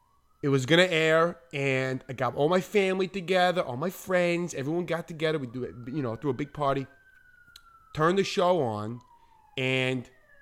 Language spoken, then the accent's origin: English; New Jersey, United States; also born or lived in Long Island / Manhattan; Yeah, I'm from New York. Well, I'm from New Jersey. I lived in New Jersey, but I've lived everywhere, you know.